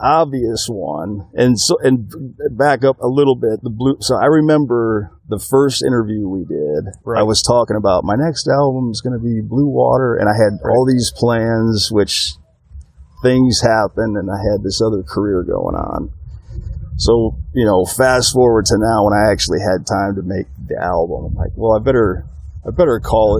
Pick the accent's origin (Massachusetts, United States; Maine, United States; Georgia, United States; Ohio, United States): Ohio, United States; Northwest; moved away; also born or lived in Toledo, Ohio / Hanford, California; But the rest of the time, minus those 4 years, I grew up in Northwest Ohio. Very small town that nobody's ever heard of. There was like 1,000 people living there when I grew up there, and there's probably not more than 1,500 people still there today.